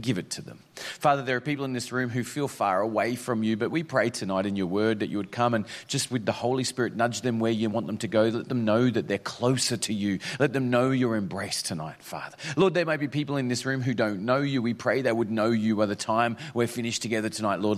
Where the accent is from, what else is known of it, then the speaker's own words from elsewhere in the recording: Mount Isa, Queensland, Australia; moved away; also born or lived in Toowoomba, Queensland / Northern Territory; this is my hometown, but that's because I did primary school there